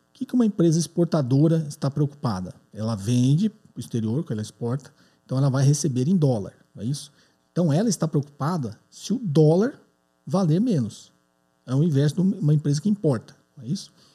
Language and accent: Portuguese; São Paulo, Brazil; sou de São Paulo, capital